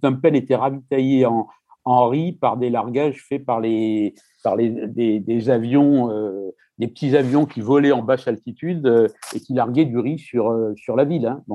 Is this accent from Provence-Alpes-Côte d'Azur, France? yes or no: yes; Marseille, Provence-Alpes-Côte d'Azur, France; je suis né à Marseille